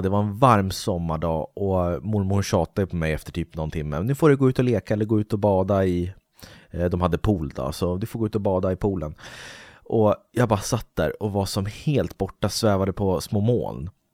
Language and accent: Swedish; Uppsala, Uppsala County, Sweden; där jag bor i Uppsala